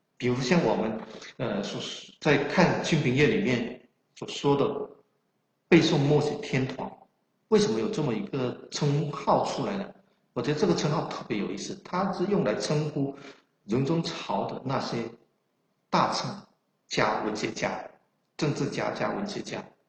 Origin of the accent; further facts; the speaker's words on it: Guangdong, China; accent: Chaoshan; 我的口音呢是有浓烈的，呃，非常浓厚的这种南方口音，更准确地说是潮汕口音，因为我是潮汕人